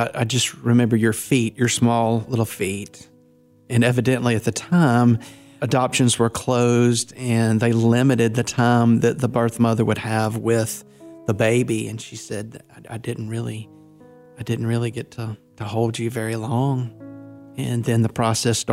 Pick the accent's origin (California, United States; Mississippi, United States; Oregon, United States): Mississippi, United States; North; also born or lived in Louisiana; I'm a minister from North Mississippi, and I was born in Louisiana in 1968